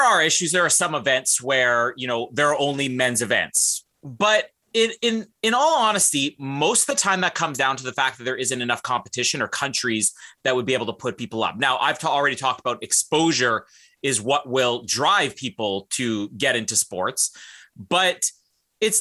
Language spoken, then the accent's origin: English; Canada